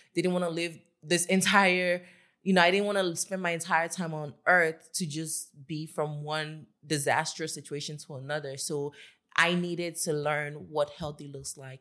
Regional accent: Lagos, Nigeria; I grew up in Lagos with my family

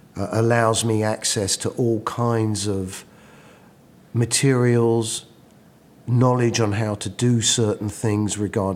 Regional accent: London, United Kingdom; now in United States; Yeah, right in the middle.

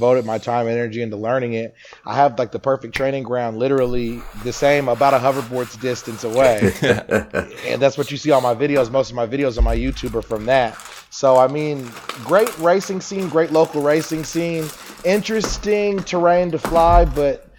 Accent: Texas, United States; moved away; I was born and raised in Texas, but I'm everywhere for it, man. I've lived everywhere.

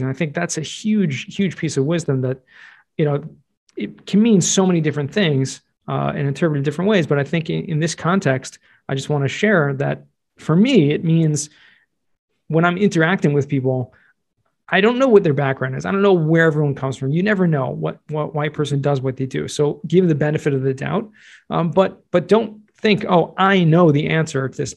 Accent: Southern California, United States; moved away as an adult; also born or lived in Jerusalem, Israel / New York; I grew up in Southern California

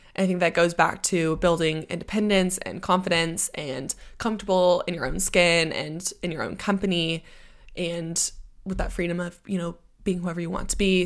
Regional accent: United States; accent: American; moved away as an adult; now in United Kingdom; I always hold on to my American accent

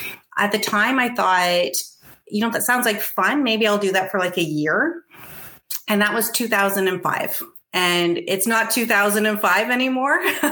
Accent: Windsor, Ontario, Canada; I grew up in Windsor. I am a graduate of the University of Windsor

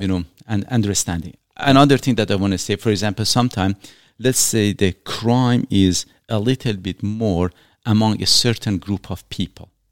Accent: Iran; now in Canada; I was born in Iran

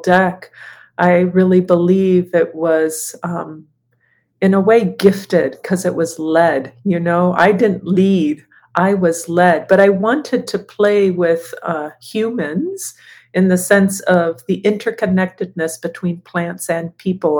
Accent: Guatemala; growing up in Guatemala

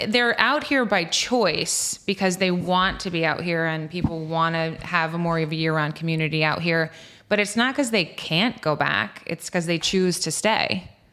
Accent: East Hampton, New York, United States; now in East Quogue, United States; I grew up in East Hampton, and okay. then as my real estate career has grown, I have moved west

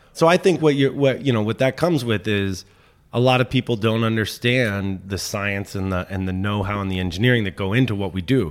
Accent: Washington, District of Columbia, United States; moved away as an adult; also born or lived in Philadelphia; I grew up in Mount Pleasant. And so I was in D C till I was seventeen.

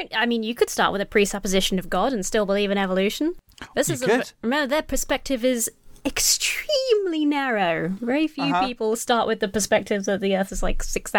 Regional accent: United Kingdom; a British atheist living in Britain.

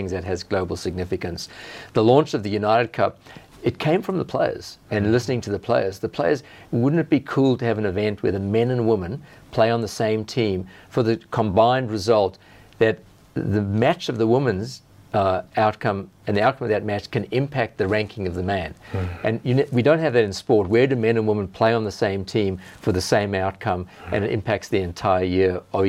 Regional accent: South Africa; now in Australia; I have family back in South Africa.

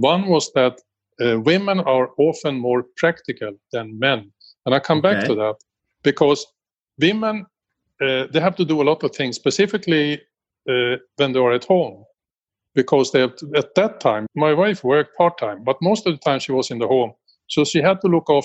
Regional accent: Sweden; born in Sweden in 1948

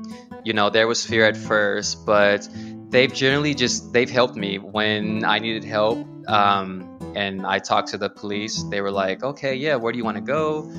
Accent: United States; moved away as an adult; now in Spain; And then when they hear my accent, they're like, oh, whoa, you're American.

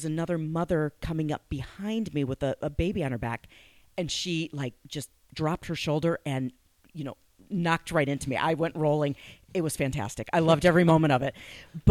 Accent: Madison, Wisconsin, United States; I'm originally from Madison, Wisconsin.

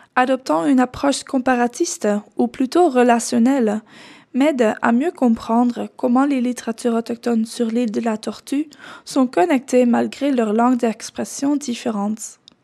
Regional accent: Netherlands; first language Dutch; French is a second language; moved away; chercheuse alloctone blanche originaire des Pays-Bas

